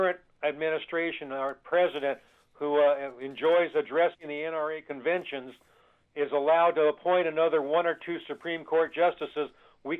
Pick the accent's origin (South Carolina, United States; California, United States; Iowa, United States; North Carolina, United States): California, United States; Jesse Unruh's district; growing up in Jess Unruh's district